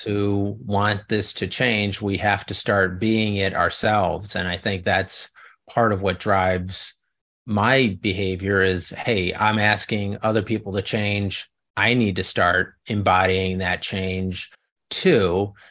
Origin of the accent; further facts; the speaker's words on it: Chicago, Illinois, United States; moved away as an adult; also born or lived in New Orleans / Los Angeles; now in California, United States; when I was growing up in the South Side